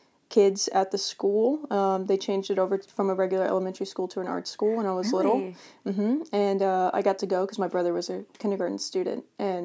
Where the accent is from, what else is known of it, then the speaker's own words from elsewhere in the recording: Davenport, Florida, United States; Davenport, Florida.